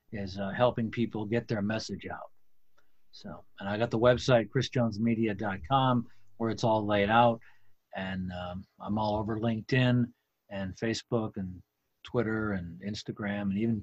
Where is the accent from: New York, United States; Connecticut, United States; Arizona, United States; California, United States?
New York, United States; Plattsburgh; also born or lived in Kittery, Maine; I was born actually in Kittery, Maine. And there's a naval hospital there, or was, I think there still is, I think it moved. Portsmouth, New Hampshire, actually. But I guess the town of my birth is Kittery. Moved around a bit, but I ended up growing up in Plattsburgh, New York